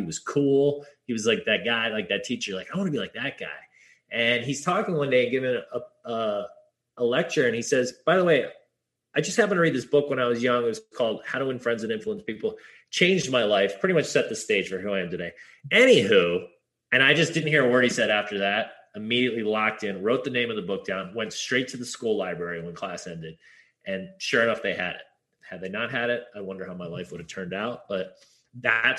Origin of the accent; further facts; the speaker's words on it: Hawaii, United States; also born or lived in Pasadena, California; I was born in Pasadena, California, they're like, "Hey, where should we live? Like, Hawaii sounds good."